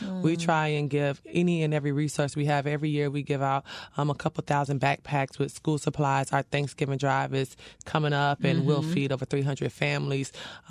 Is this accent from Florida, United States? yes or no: yes; Dania Beach, Florida, United States; I was born and raised in the city of Dania Beach.